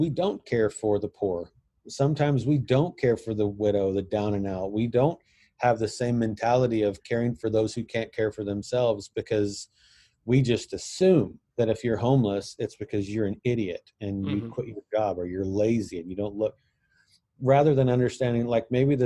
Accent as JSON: {"language": "English", "country": "United States", "said": "I'm white, I have a beard, and I'm from America"}